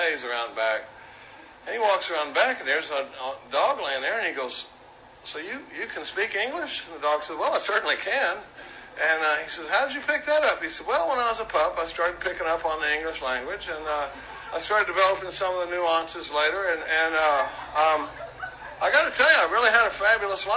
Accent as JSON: {"language": "English", "town": "Dallas", "region": "Texas", "country": "United States", "tie": "born or raised there", "said": "I grew up in Dallas, Texas, during the baby boom."}